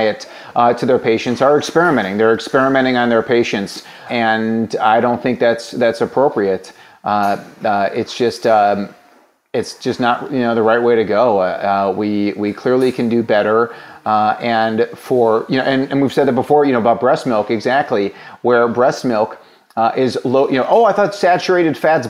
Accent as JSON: {"language": "English", "region": "Illinois", "country": "United States", "said": "my home state of Illinois"}